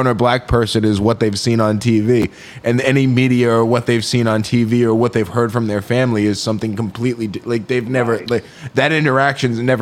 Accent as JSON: {"language": "English", "town": "Seekonk", "region": "Massachusetts", "country": "United States", "tie": "born or raised there", "said": "growing up in Seekonk as kind of like an outsider"}